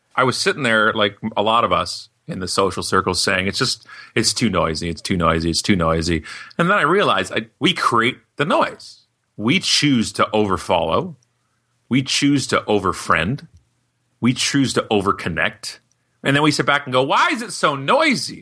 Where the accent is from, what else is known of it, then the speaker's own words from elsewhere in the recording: Canada; we're from Canada